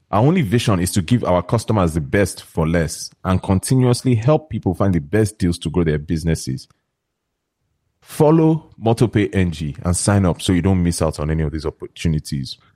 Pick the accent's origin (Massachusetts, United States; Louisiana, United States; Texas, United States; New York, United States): New York, United States; I'm from New York. I'm from New York.